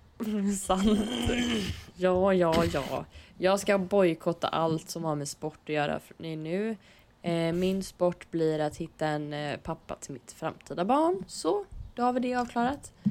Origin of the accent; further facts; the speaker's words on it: Stenkullen, Västra Götaland, Sweden; jag är från Stenkullen